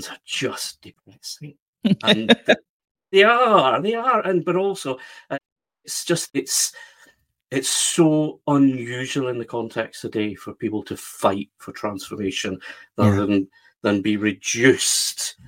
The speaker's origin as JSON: {"language": "English", "region": "west of Scotland", "country": "United Kingdom", "tie": "born or raised there", "said": "I live near Glasgow in the west of Scotland. And that's where I grew up, in a kind of normal west of Scotland town."}